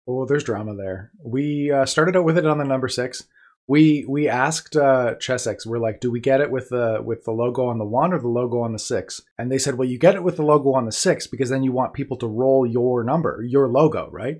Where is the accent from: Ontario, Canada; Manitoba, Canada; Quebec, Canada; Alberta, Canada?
Manitoba, Canada; I'm from Manitoba, Canada